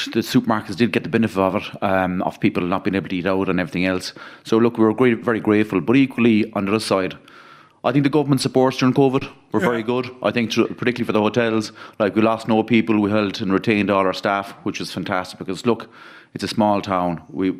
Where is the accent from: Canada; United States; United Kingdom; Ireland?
Ireland; Dingle, Munster; we're from Dingle. My grandmother was opened a shop here in 1935, just down the road, about 100 yards down the road.